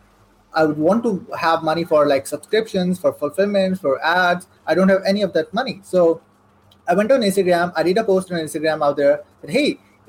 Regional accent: Saudi Arabia; English is a second language; moved away as an adult; now in Pakistan; I'm born and raised in Saudi Arabia. So I spent my whole life over there. I lived there for almost like 18 years

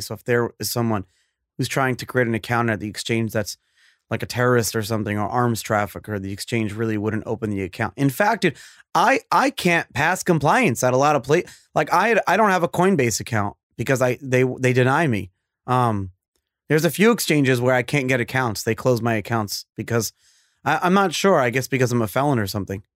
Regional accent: New York, United States; I was born and raised in New York

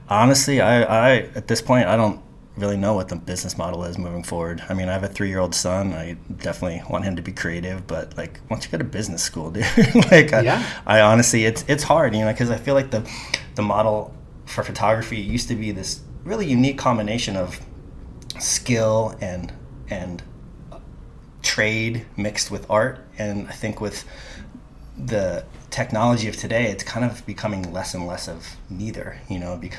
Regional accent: Carpinteria, California, United States; now in New York City, United States; Basically, Carpinteria, where we did our last podcast. So I moved literally from my parents' garage to New York City, and originally for 6 months, and now it's been, you know, 20 plus years.

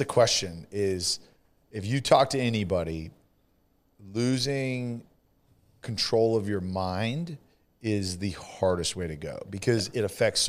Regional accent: California, United States; California, same.

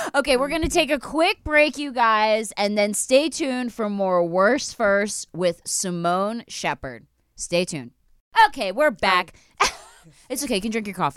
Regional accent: Philadelphia, Pennsylvania, United States; I'm from the Philly side.

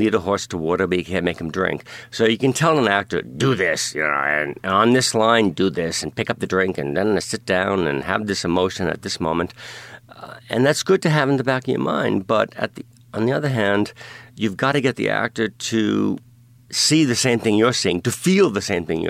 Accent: New York City, New York, United States; I grew up in Brooklyn and Staten Island

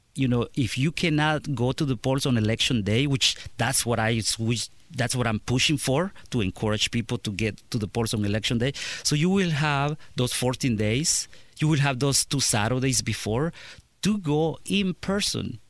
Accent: Clark County, Indiana, United States; I'm from Clark County

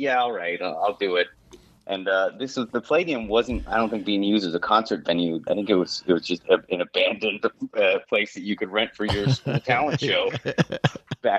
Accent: San Bruno, California, United States; moved away as an adult; also born or lived in Los Angeles; I was from San Bruno, a fish town

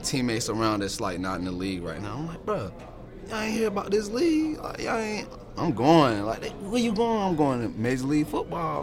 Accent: Virginia, United States; I'm from Virginia

